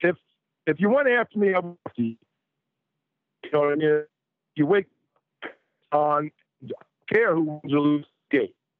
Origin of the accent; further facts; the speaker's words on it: North Shore, Long Island, New York, United States; moved away as an adult; I grew up in North Shore, Long Island, maybe 20 miles outside the city.